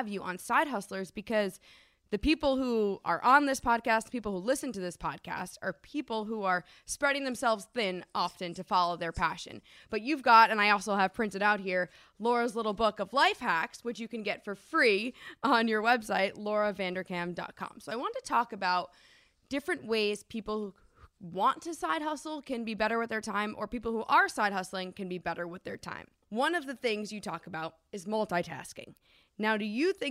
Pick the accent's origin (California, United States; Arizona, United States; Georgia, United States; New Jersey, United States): New Jersey, United States; moved away as an adult; also born or lived in New York City; now in Seattle, United States; I was born and raised in New Jersey